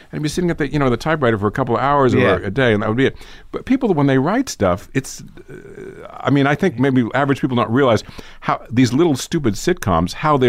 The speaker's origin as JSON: {"language": "English", "town": "New York City", "region": "New York", "country": "United States", "tie": "born or raised there", "said": "I grew up in New York City. My parents were both also born and bred in New York."}